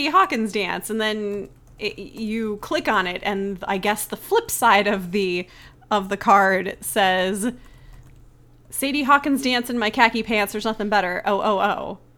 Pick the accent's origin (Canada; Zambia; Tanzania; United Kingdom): Canada; make some sort of joke like how I'm incapable of doing something because I'm Canadian.